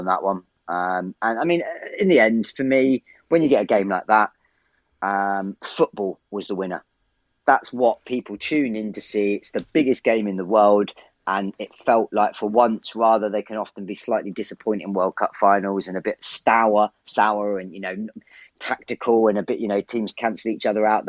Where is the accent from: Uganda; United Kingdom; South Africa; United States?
United Kingdom; England; I'm English to the core